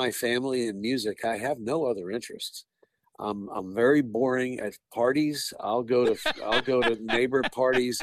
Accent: Manhasset, New York, United States; growing up in Long Island in the Manhasset Lakeville Fire District in Nassau County

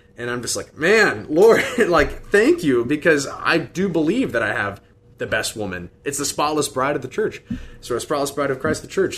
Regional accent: Des Moines, Iowa, United States; born and raised in Des Moines, went to Dowling Catholic High School.

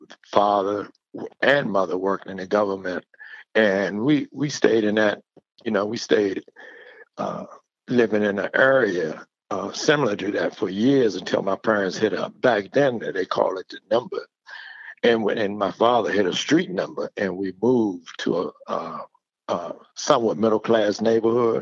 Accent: Washington, District of Columbia, United States; moved away as an adult; now in North Carolina, United States; I grew up in Washington, D.C. Washington, D.C. is my home.

